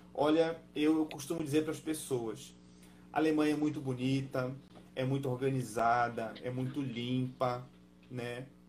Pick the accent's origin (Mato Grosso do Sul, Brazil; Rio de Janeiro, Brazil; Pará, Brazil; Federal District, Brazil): Pará, Brazil; Belém; moved away as an adult; now in Germany; eu nasci em Belém do Pará, sabe? Eu me criei, eu me criei tomando açaí com peixe frito